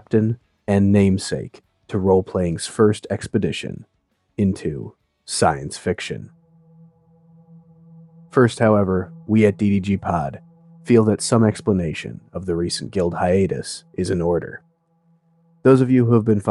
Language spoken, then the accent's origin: English; Fox Valley, Wisconsin, United States; now in New England, United States; I'm a Wisconsin boy, too. I mean, right now I'm calling you from New England, but I spent the majority of my life in the Fox Valley.